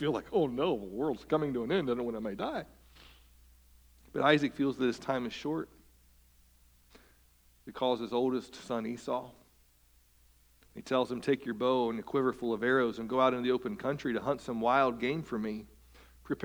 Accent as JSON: {"language": "English", "region": "West Virginia", "country": "United States", "said": "I'm from West Virginia."}